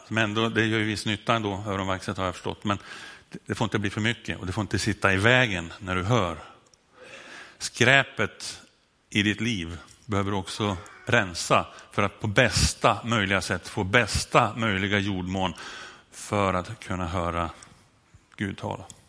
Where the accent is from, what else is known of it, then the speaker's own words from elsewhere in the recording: Sundsvall, Västernorrland County, Sweden; Här har jag dialektalt problem, därför att jag kommer från Sundsvall och där när jag säger lugn så låter det som med ö